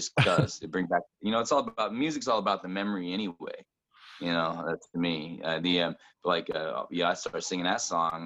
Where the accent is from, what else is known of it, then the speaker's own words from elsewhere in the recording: central Indiana, United States; also born or lived in Brownsburg, Indiana / Avon, Indiana / Martinsville, Indiana / Bloomington, Indiana; I'm not from Columbus. I'm living here now, but I grew up really central Indiana